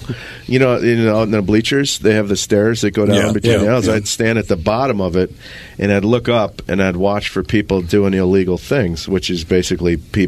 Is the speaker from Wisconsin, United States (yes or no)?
yes; Menomonie, Wisconsin, United States; also born or lived in Chicago; I grew up in Menominee.